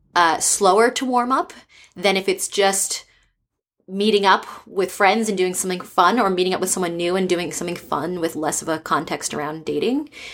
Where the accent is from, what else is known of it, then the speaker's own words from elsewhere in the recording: East Coast, United States; now in San Francisco, United States; I'm from the East Coast, and I've lived in four different countries